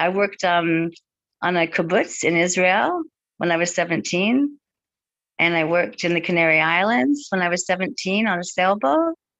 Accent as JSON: {"language": "English", "town": "Terrace", "region": "British Columbia", "country": "Canada", "tie": "born or raised there", "moved": "yes", "lives_now": "Australia", "said": "So I was born in Terrace, which is the northwest of British Columbia in Canada."}